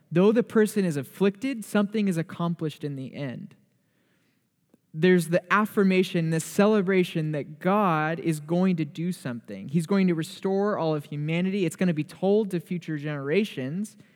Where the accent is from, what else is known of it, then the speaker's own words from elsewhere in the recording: Torrance, California, United States; moved away as an adult; now in Oregon, United States; Grew up in a suburb of L A, which is called Torrance, two miles from the beach.